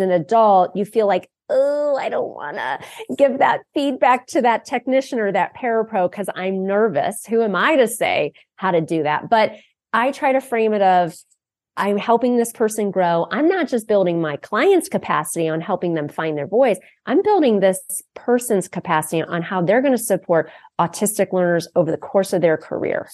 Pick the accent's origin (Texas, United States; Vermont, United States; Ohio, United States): Ohio, United States; Akron; I grew up in Akron, Ohio, home of Goodyear